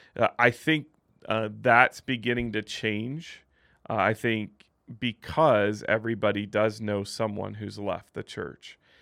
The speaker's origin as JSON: {"language": "English", "region": "Midwest", "country": "United States", "tie": "born or raised there", "moved": "yes", "lives_now": "Utah, United States", "said": "I grew up in the Midwest, not a ton of L D S people there"}